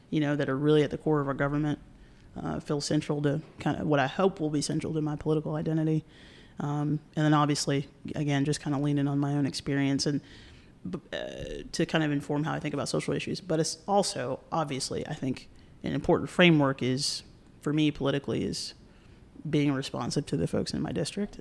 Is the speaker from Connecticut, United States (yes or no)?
no; North Carolina, United States; I'm from North Carolina